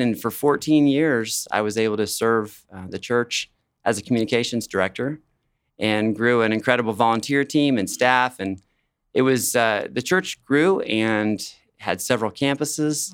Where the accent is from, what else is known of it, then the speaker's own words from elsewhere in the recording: Wichita, Kansas, United States; also born or lived in Colorado; I was born in Colorado, but I've lived in Wichita almost all my life